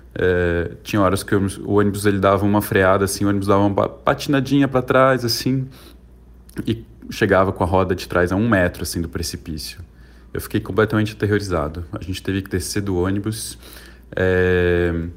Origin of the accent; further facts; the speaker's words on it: São Paulo, Brazil; also born or lived in Xi'an, China; eu sou aqui de São Paulo, tenho 37 anos